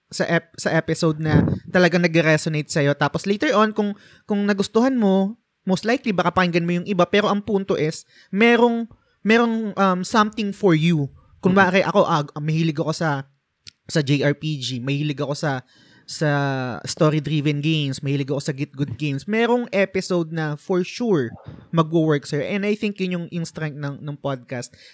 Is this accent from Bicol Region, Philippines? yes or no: yes; Bicol Region, Philippines; also born or lived in Naga City; now in Naga, Philippines; pareho kami taga Bicol. so, hmm, Bicolano din siya, Bicolano din ako.